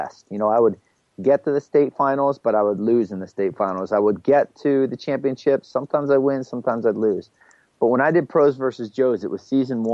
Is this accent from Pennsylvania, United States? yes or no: yes; Hollidaysburg, Pennsylvania, United States; I got a job teaching Spanish and coaching wrestling in my hometown of Hollidaysburg, Pennsylvania